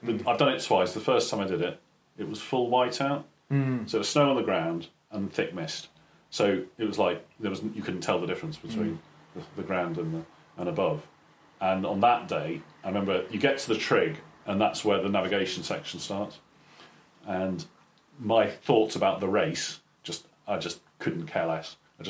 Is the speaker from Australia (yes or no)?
no; Caterham, South East England, United Kingdom; moved away; So I grew up in Surrey. Whereabouts? So Caterham.